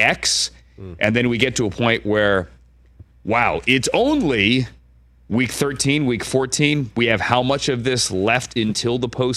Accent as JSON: {"language": "English", "town": "Washington", "region": "District of Columbia", "country": "United States", "tie": "born or raised there", "said": "that's my hometown, by the way, Washington, D.C., or Northern Virginia, the DMV, as it's now called by many"}